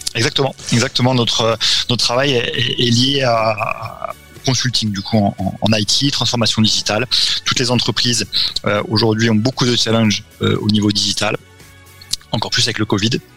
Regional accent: Châlons-en-Champagne, Grand Est, France; moved away as an adult; also born or lived in Montpellier / Bordeaux / Bratislava; now in Brazil; je suis originaire, de Champagne

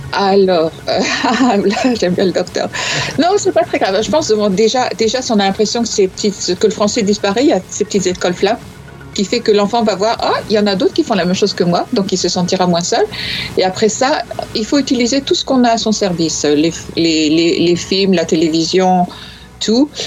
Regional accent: north of France, France; je viens de, du nord, comme toi. Donc je dis 20 avec un T au bout

